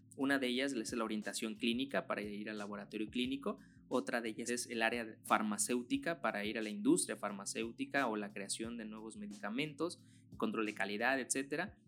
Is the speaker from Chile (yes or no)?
no; Michoacán, Mexico; aquí en mi país